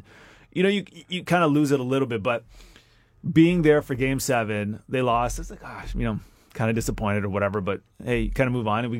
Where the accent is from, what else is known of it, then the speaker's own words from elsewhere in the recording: Vancouver, British Columbia, Canada; moved away as an adult; now in Toronto, Canada; I grew up in Vancouver.